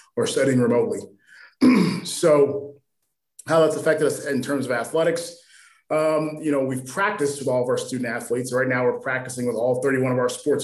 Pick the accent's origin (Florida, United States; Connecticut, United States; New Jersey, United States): Connecticut, United States; Middletown; I'm from Middletown, Connecticut